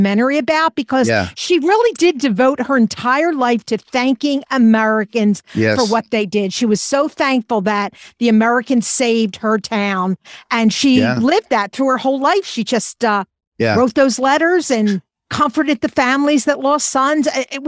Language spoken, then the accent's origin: English; Germany; And I'm from Germany, so I have German relatives.